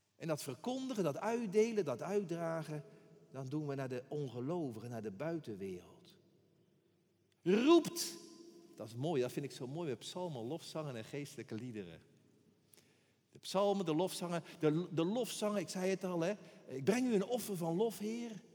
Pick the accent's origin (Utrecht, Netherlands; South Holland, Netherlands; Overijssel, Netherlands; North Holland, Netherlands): South Holland, Netherlands; Rotterdam; Ik ben een Rotterdammer, ik, ben, ik blijf altijd een tiener. Een tiener, bedoel ik dan. Hier geboren, in een rook van Rotterdam getogen